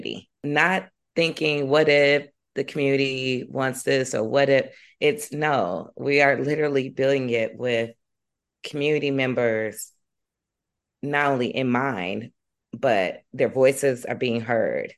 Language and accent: English; Chicago, Illinois, United States; I grew up in South Shore.